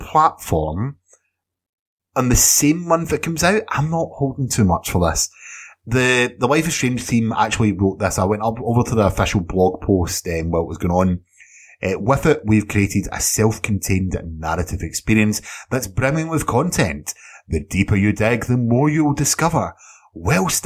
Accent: Scotland, United Kingdom; Edinburgh, which is a city in Scotland, of course, my country of birth and where I stay now.

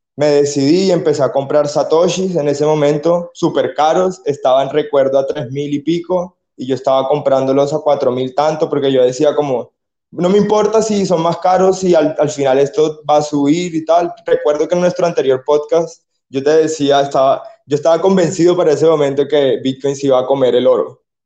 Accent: Colombia; soy un muchacho colombiano

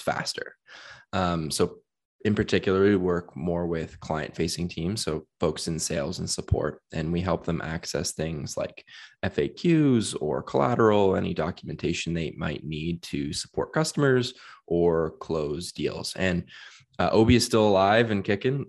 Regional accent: Hamilton, Ontario, Canada; I am from Hamilton, Ontario and spent, um, uh, many years growing up there

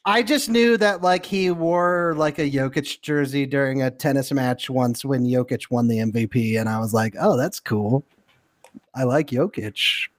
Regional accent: Denver, Colorado, United States; I'm from Denver

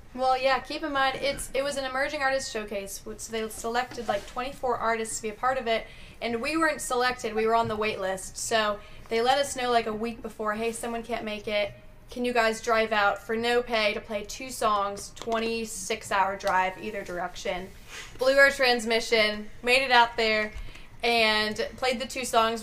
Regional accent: Colorado, United States; now in Nashville, United States; growing up in Colorado

